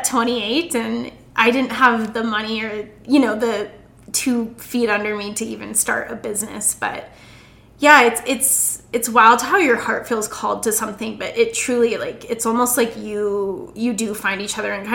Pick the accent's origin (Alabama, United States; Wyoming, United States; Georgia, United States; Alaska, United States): Wyoming, United States; Casper; moved away as an adult; also born or lived in Denver; I'm single and I'm 29 and I'm moving back to my hometown